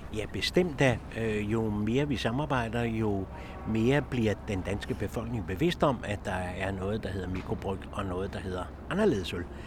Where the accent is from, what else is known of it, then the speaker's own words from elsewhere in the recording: Copenhagen, Capital Region of Denmark, Denmark; jeg er født lige ved Carlsberg, og hele det der bryggeri miljø, det glemmer jeg jo aldrig nogensinde